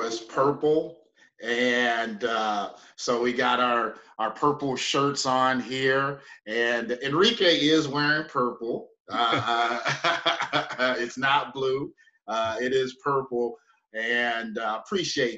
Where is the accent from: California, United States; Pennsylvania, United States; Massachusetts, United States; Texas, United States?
California, United States; San Francisco Bay Area; I'm a Navy vet, born and raised in the San Francisco Bay Area